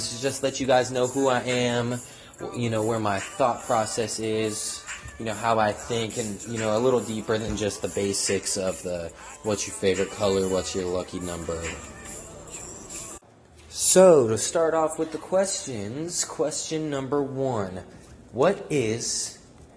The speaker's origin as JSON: {"language": "English", "town": "Seattle", "region": "Washington", "country": "United States", "tie": "born or raised there", "moved": "as an adult", "lives_now": "Houston, United States", "said": "I'm from Seattle, Washington, 206"}